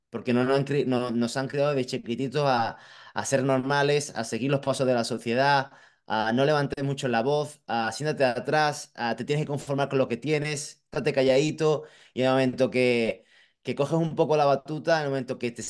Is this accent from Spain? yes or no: yes; Madrid, Community of Madrid, Spain; Yo vengo de Madrid y veo, veo mucha gente que, eh, bueno